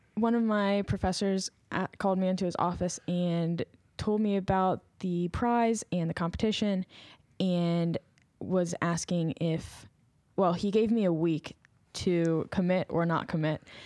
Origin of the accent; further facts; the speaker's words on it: Maryland, United States; I'm majoring in chemistry, and I'm also from Maryland